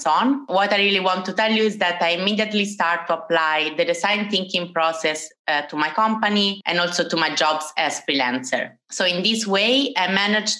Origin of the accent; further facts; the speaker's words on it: Italy; moved away as an adult; now in Amsterdam, Netherlands; as you can notice from my British accent, I'm Italian, but I have lived in Amsterdam for 4 years.